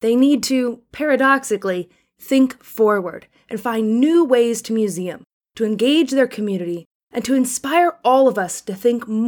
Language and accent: English; Maryland, United States; Maryland, my home state